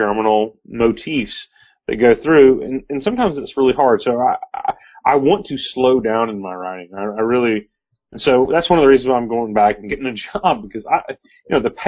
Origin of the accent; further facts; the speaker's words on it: Arkansas, United States; I'm from Arkansas